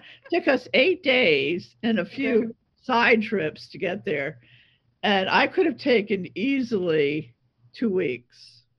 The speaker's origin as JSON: {"language": "English", "area": "Long Island", "region": "New York", "country": "United States", "tie": "born or raised there", "also_born_or_lived": "Pennsylvania", "moved": "as an adult", "said": "I was born in New York City. Okay. I was raised on Long Island. I went to school in Pennsylvania"}